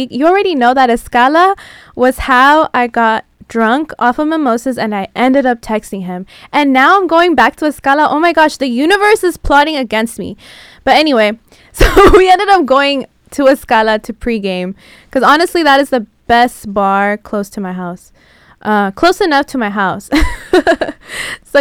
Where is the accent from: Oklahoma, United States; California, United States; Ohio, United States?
California, United States; San Diego; now in Los Angeles, United States; I am a transplant, I'm originally from San Diego